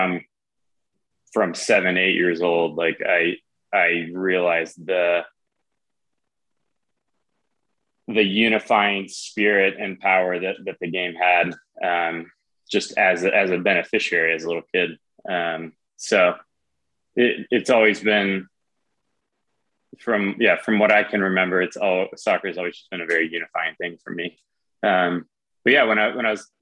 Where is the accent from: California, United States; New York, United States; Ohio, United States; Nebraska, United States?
California, United States; Southern; now in Denver, United States; I grew up in Southern California